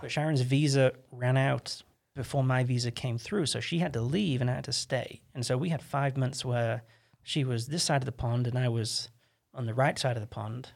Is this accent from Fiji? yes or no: no; England, United Kingdom; moved away as an adult; now in United States; I'm this English kid